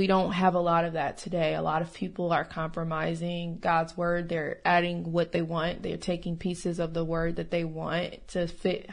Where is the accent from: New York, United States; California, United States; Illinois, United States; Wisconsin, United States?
Illinois, United States; Rockford; now in Texas, United States; I'm originally from Rockford, Illinois.